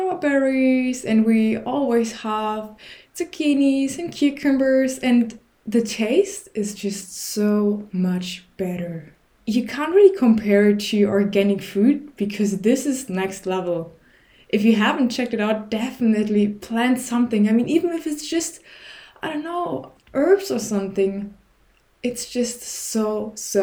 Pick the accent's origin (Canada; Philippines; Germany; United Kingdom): Germany; also born or lived in Berlin; I'm from Germany